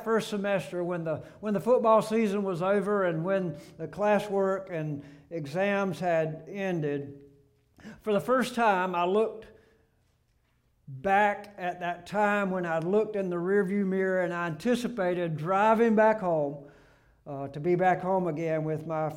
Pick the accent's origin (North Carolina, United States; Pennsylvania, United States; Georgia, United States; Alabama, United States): Alabama, United States; moved away as an adult; also born or lived in Greenville, South Carolina; I left my home in Baymanette, Alabama, and drove 475 miles to Furman University.